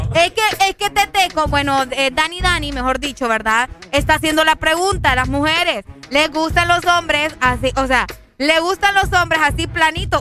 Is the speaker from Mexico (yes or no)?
no; Omoa, Cortés, Honduras; Allá por mi pueblo también, por Omoa